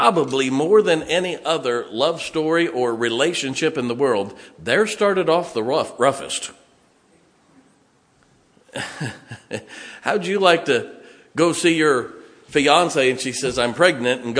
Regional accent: Ohio, United States; moved away as an adult; also born or lived in California / South Carolina / Indiana; now in West Virginia, United States; I never thought I would live in West Virginia. I grew up in Ohio

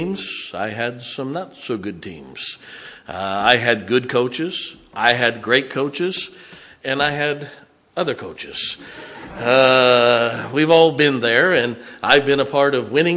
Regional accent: Canton, Ohio, United States; now in Pennsylvania, United States; I grew up in Canton, Ohio, the Hall of Fame city

